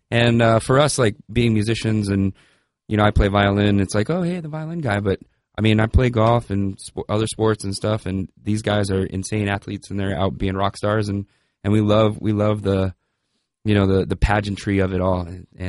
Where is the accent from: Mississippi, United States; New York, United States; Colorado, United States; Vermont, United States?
Colorado, United States; Denver; born there; I was born in Denver.